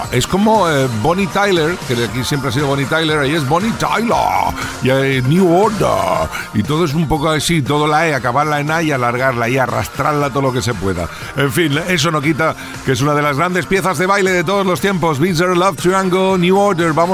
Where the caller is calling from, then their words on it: Elche de la Sierra, Castilla-La Mancha, Spain; Buenas noches … de Ellín.